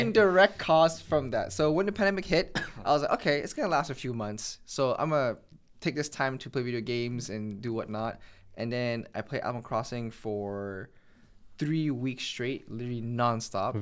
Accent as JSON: {"language": "English", "town": "Montreal", "region": "Quebec", "country": "Canada", "tie": "born or raised there", "said": "I'm from Montreal. I was born and raised in Montreal"}